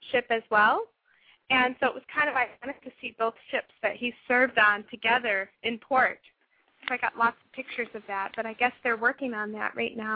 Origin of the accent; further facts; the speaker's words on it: Florida, United States; moved away; I grew up in Florida, and so I've always been around you know tourists and tourism